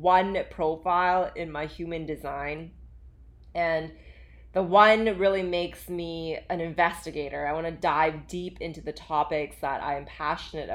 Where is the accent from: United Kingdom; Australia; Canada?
Canada; Vancouver, British Columbia; also born or lived in Calgary, Alberta, Canada / Hong Kong; I actually grew up in Alberta. I was born there and I moved from Calgary to Vancouver with my parents